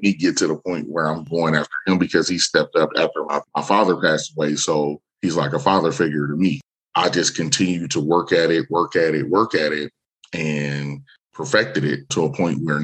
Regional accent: Omaha, Nebraska, United States; I'm born and raised in Omaha, Nebraska

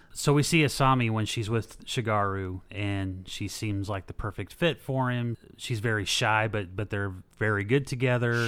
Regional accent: United States; I'm American

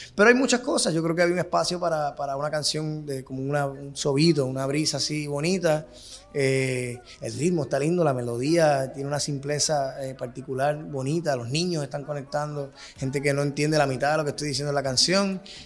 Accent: Puerto Rico; moved away; somos dos boricuas que vivimos fuera de la isla

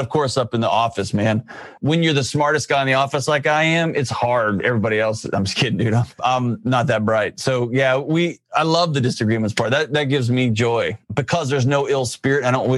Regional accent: Lubbock, Texas, United States; I grew up in Lubbock where it's a farming community

